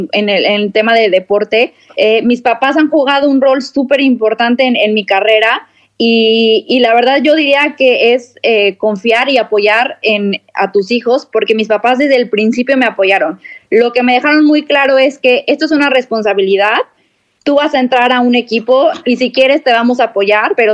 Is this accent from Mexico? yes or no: yes; Mexico City, Mexico; born there; mira, yo nací en Ciudad de México